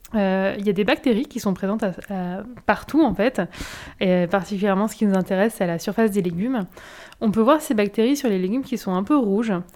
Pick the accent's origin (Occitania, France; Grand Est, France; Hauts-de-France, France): Hauts-de-France, France; Nord-Pas-de-Calais; moved away as an adult; now in Bordeaux, France; je viens du Nord-Pas-de-Calais